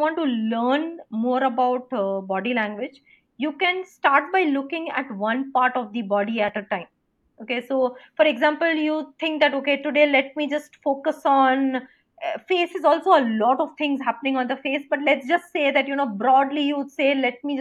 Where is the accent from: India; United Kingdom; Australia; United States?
India; as an Indian